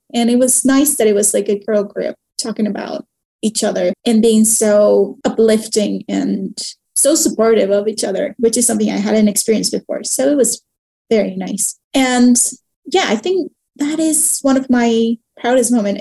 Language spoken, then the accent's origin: English; Mexico; moved away as an adult; also born or lived in Canada; when i moved back to Mexico from Canada